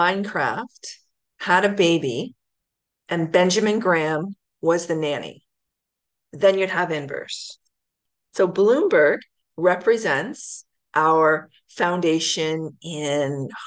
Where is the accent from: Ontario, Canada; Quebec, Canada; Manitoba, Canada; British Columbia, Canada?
Ontario, Canada; Ancaster; also born or lived in Hamilton; was born in Hamilton, and then we moved to Ancaster